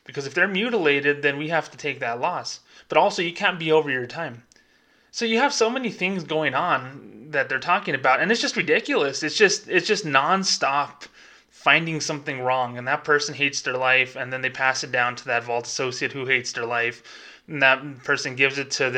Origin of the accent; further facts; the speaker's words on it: United States; I'm an American. I was born here. My parents are born here, my grandparents, my great-grandparents